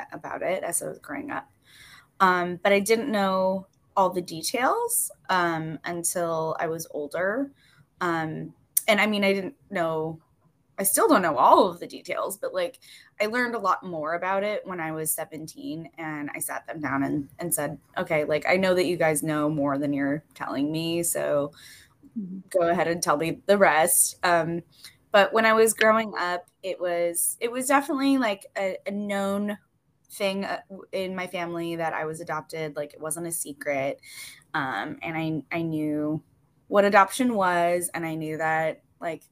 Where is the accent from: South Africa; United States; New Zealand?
United States; Wisconsin; I grew up in Wisconsin. I am a Midwesterner